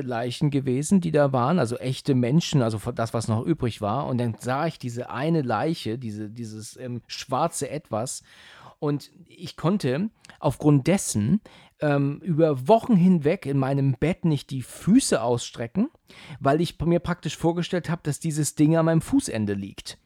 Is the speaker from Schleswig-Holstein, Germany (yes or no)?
yes; Husum, Schleswig-Holstein, Germany; moved away; Ich komme ja ursprünglich aus Husum